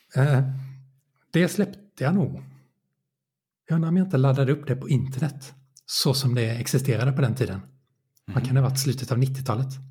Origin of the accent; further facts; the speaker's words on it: Nybro, Kalmar County, Sweden; moved away as an adult; also born or lived in Linköping; now in Åtvidaberg, Sweden; Jag växte upp i Nybro i Småland